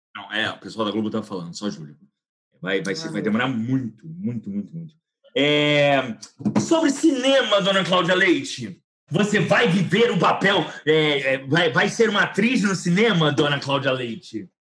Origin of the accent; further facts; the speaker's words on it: Brazil; nós brasileiros somos latino-americanos.